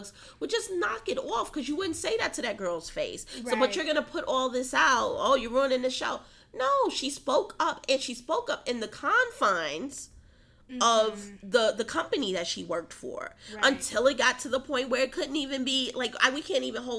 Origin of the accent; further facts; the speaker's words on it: New York City, New York, United States; moved away; also born or lived in Atlanta; I grew up in Harlem in a time when, you know, there were dead bodies in buildings